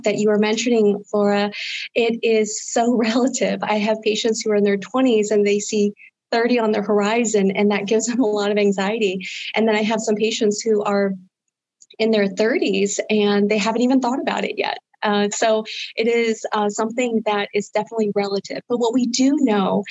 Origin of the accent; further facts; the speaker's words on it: Harrisburg, Pennsylvania, United States; also born or lived in Boston / Philadelphia / Washington, D.C.; I am a native to Central Pennsylvania. I grew up in the Harrisburg area